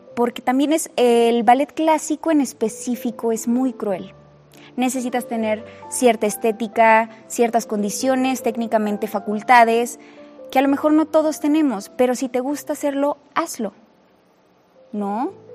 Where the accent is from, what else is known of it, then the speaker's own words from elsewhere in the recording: Saltillo, Coahuila, Mexico; soy de Saltillo